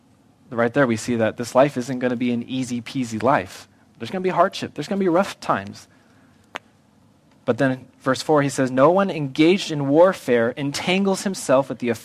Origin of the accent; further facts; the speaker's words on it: United States; I love being an American.